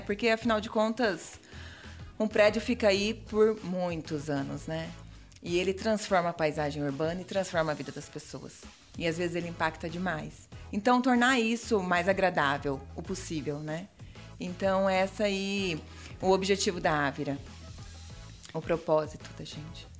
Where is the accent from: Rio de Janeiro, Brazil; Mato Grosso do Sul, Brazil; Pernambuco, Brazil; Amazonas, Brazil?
Mato Grosso do Sul, Brazil; moved away as an adult; now in Chapecó, Brazil; E eu vim do Mato Grosso do Sul, sou pantaneira.